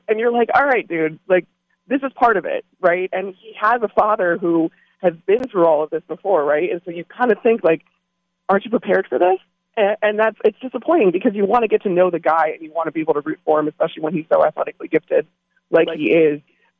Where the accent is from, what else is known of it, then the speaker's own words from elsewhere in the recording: Midwest, United States; I'll have ranch because I'm from the Midwest